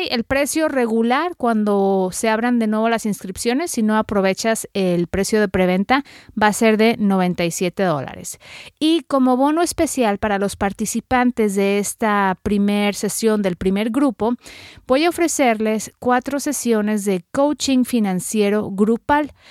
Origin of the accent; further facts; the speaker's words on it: Mexico; now in United States; soy periodista mexicana radicada en Estados Unidos